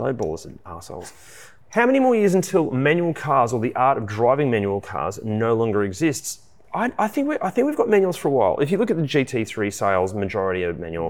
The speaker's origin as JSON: {"language": "English", "country": "Australia"}